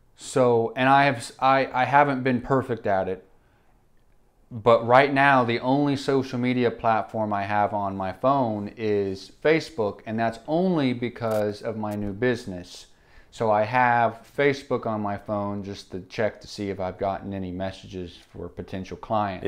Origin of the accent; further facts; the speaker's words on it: Enid, Oklahoma, United States; we grew up in Enid